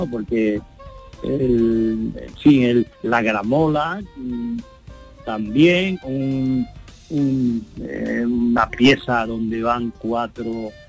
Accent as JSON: {"language": "Spanish", "region": "Andalusia", "country": "Spain", "tie": "born or raised there", "said": "quería hacerle un homenaje a mi pueblo y, claro, y a la comarca de la Sarquía, ¿no?"}